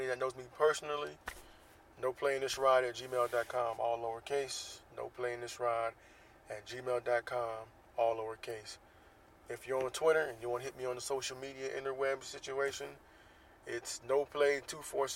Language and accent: English; Jacksonville, Florida, United States; now in Southern California, United States; based in Jacksonville, Florida, my hometown.